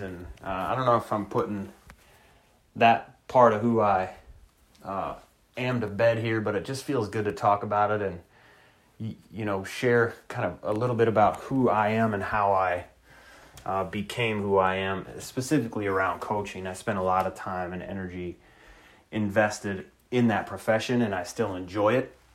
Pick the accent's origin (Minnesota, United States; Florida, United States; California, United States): Minnesota, United States; moved away; I'm from Minnesota. I'm a Twins fan